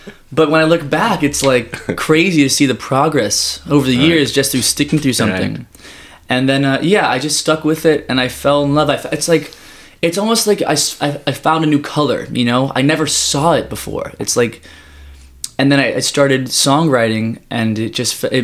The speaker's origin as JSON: {"language": "English", "town": "Los Angeles", "region": "California", "country": "United States", "tie": "born or raised there", "said": "I was born in Woodland Hills, and I was born and raised here"}